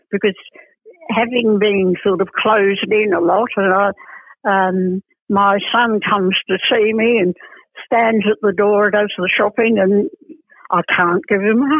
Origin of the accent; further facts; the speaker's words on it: England, United Kingdom; moved away; I was born in England. I've been back to England about six times